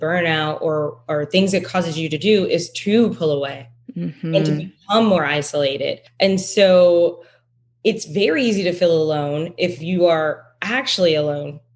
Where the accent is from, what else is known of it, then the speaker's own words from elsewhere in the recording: Detroit, Michigan, United States; I'm originally from Detroit